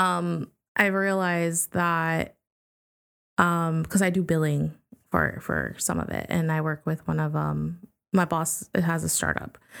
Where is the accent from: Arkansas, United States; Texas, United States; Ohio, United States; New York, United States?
New York, United States; I grew up in New York 'cause I was born there